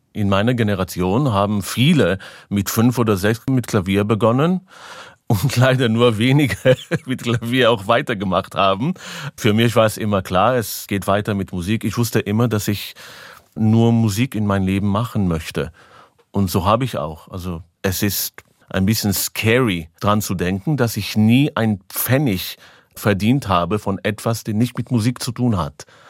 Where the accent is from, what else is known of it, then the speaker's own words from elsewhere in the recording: Israel; German is a second language; Ich bin in Israel geboren, aber 100% Romanian Blood